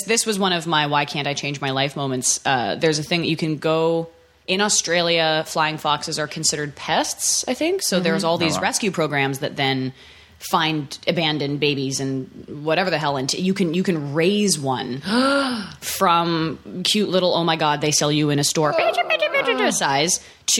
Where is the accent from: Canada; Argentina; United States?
Canada; I am, kind of. I'm Canadian. We don't do these things a lot.